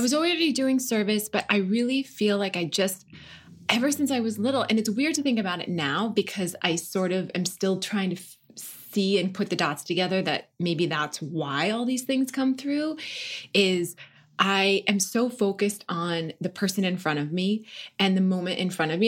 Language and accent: English; North Dakota, United States; moved away as an adult; also born or lived in Washington, D.C.; now in Los Angeles, United States; I grew up in North Dakota and I was raised Catholic, Irish Catholic